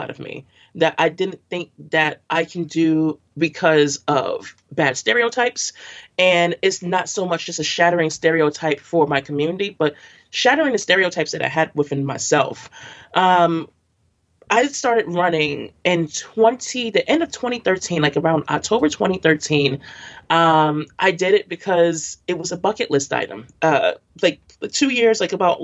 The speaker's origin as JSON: {"language": "English", "town": "New York City", "region": "New York", "country": "United States", "tie": "born or raised there", "said": "I grew up in Brooklyn all of my life, and I'm a Bed-Stuy, East New York, and Crown Heights girl"}